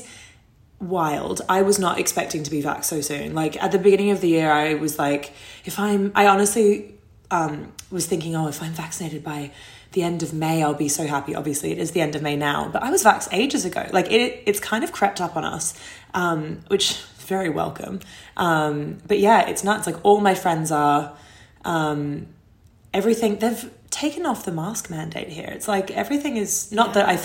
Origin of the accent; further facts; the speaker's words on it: Sydney, New South Wales, Australia; moved away as an adult; now in New York, United States; I'm from Australia, obviously. I'm from Sydney